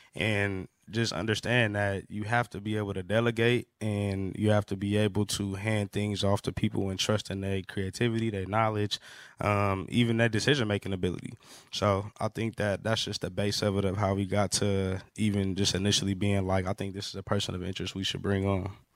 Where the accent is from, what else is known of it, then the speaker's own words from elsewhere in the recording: Los Angeles, California, United States; growing up in Los Angeles